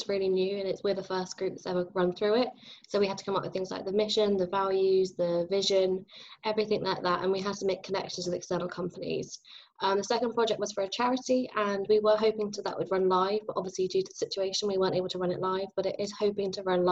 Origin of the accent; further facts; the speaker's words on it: Somerset, South West England, United Kingdom; I am from Somerset, so that's where Bath Spa is. So I'm nice and close to home